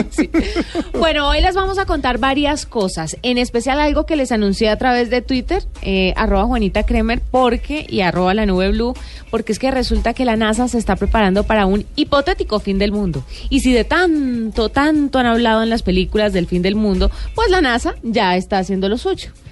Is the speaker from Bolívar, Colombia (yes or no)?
no; Valle del Cauca, Colombia; moved away as an adult; now in Bogotá, Colombia; yo soy del Valle y me vine a vivir acá a trabajar principalmente